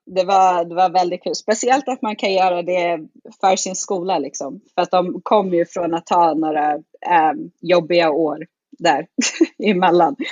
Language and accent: Swedish; Sweden; moved away as an adult; also born or lived in Muncie, Indiana, United States; det är ingen som tror att jag är svensk förrän jag börjar prata svenska